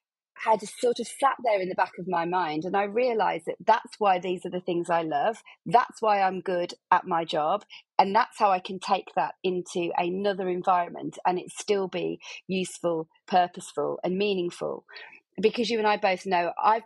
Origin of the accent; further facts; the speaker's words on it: Birmingham, West Midlands, United Kingdom; I'm from Birmingham, I'm sure your guests can hear